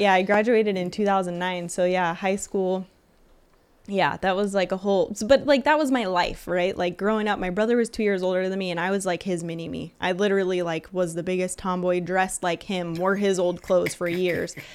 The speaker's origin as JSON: {"language": "English", "town": "Lake Isabella", "region": "California", "country": "United States", "tie": "born or raised there", "said": "born and raised in Lake Isabella."}